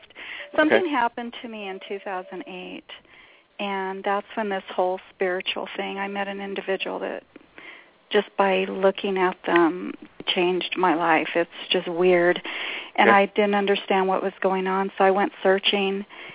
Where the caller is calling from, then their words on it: New Mexico, United States; I'm in New Mexico.